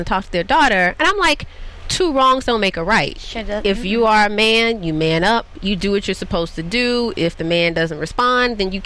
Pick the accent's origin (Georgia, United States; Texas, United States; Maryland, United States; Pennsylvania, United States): Georgia, United States; Athens; moved away; I'm from Athens, Georgia